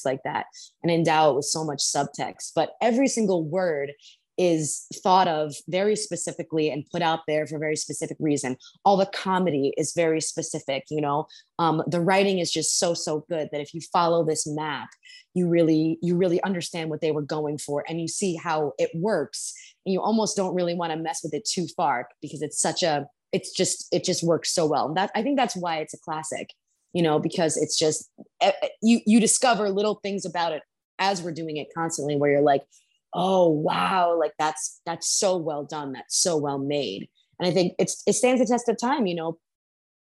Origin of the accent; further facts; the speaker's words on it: New York, United States; I grew up in New York